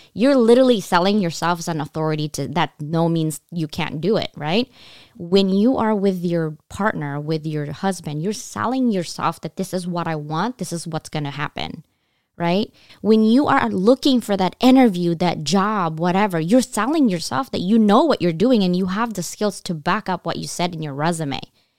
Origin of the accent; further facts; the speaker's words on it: California, United States; But then I moved back to California, because I'm from California.